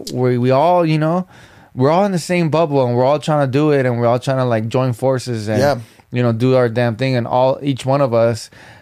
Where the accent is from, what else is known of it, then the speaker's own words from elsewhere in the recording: Norwalk, California, United States; I'm from Norwalk